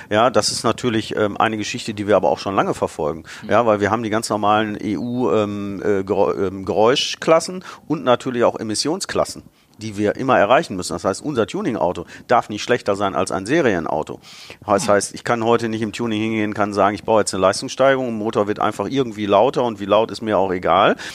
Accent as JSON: {"language": "German", "town": "Bottrop", "region": "North Rhine-Westphalia", "country": "Germany", "tie": "born or raised there", "also_born_or_lived": "Karlsruhe", "said": "Ich habe auch mal äh, für zwei Jahre als Kind in Karlsruhe gelebt, aber eigentlich war ich immer Bottroper Jung, wie man so, so schön sagt. Ähm, bin in Bottrop geboren, ähm, meine Familie kam dort her."}